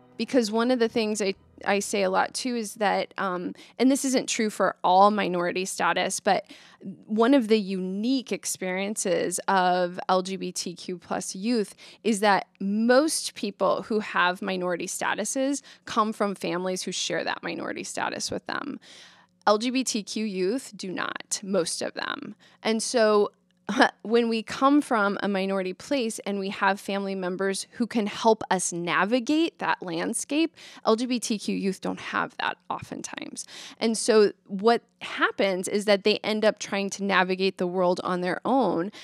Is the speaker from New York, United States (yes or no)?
no; Omaha, Nebraska, United States; I grew up in Omaha